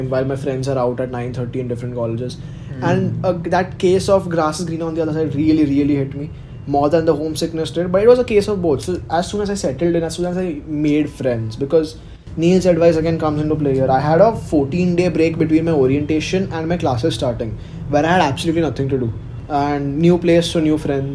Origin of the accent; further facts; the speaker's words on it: Mumbai, Maharashtra, India; I'm from Mumbai.